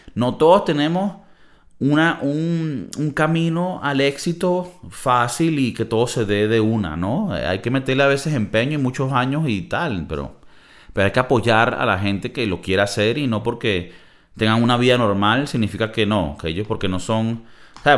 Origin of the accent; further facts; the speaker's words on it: Valencia, Carabobo, Venezuela; also born or lived in United States; now in Madrid, Spain; yo nací en Valencia, Venezuela